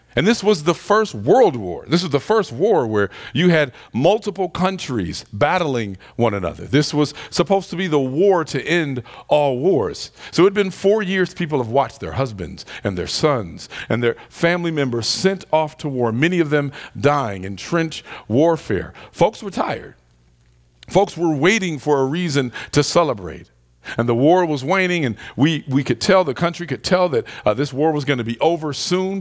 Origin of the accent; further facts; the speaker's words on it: Detroit, Michigan, United States; Growing up in Detroit